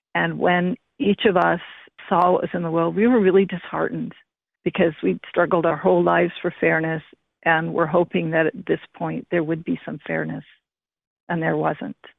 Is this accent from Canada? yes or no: yes; British Columbia, Canada; also born or lived in India; I was raised in Canada and I love Canada